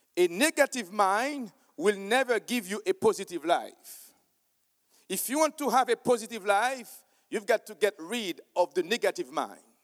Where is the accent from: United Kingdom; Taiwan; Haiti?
Haiti; I am from Haiti